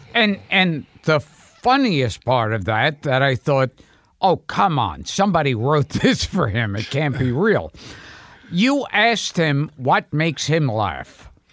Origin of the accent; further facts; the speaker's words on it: New York City, New York, United States; born in Coney Island, then Crown Heights, and then Borough Park